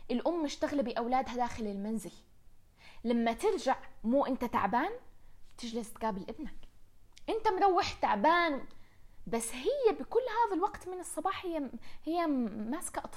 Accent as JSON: {"language": "Arabic", "town": "Riyadh", "region": "Riyadh Province", "country": "Saudi Arabia", "tie": "born or raised there", "said": "كان كثير ياخذنا على مدينة الملاهي نلعب فيها لما كنا صغار بالرياض الذكريات من الروح على مدينة الملاهي إلى الآن محفورة محفورة براسي"}